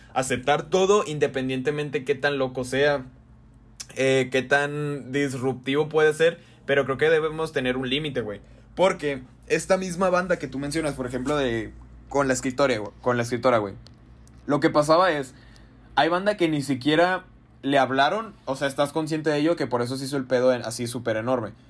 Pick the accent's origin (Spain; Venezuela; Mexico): Mexico; Jalisco; ya saben que somos de Jalisco